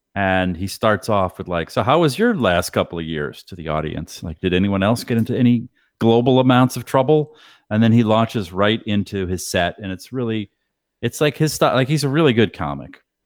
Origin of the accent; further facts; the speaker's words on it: Boston, Massachusetts, United States; I'm from Boston